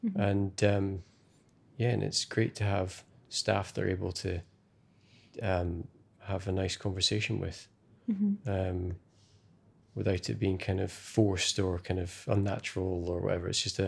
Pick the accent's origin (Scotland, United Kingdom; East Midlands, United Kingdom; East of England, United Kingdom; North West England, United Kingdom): Scotland, United Kingdom; it's where I was born and brought up in Scotland, perhaps had that a long time ago, but I certainly haven't lived anywhere really in Scotland where you've got so much small independent businesses on a doorstep